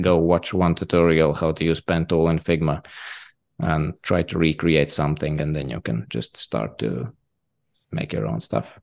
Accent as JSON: {"language": "English", "country": "Latvia", "said": "I'm from Latvia"}